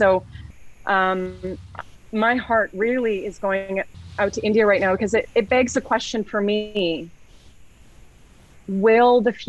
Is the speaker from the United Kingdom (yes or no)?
no; Canada; one thing I'm really proud about being Canadian is when I talk to people in the local community